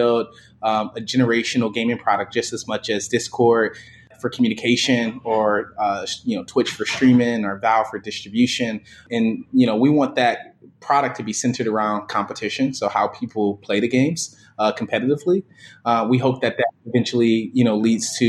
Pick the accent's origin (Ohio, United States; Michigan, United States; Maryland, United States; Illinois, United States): Michigan, United States; Detroit; I grew up in Detroit, born and raised, initially in the Jeffries Projects in Detroit